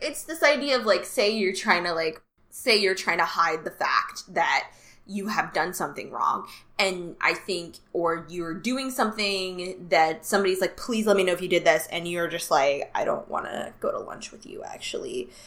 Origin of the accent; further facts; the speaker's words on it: the South, United States; growing up in the South